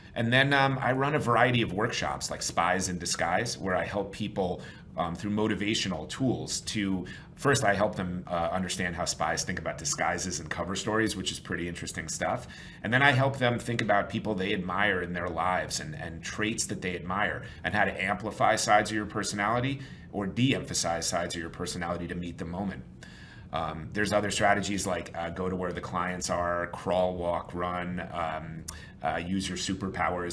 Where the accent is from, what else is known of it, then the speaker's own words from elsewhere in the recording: New York, United States; I'm from New York originally